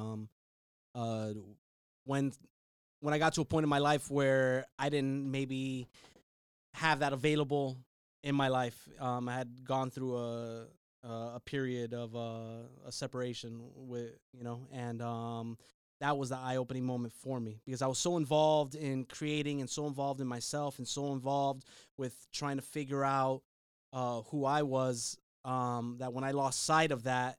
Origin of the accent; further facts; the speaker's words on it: South Florida, United States; I grew up in the South Florida hardcore scene.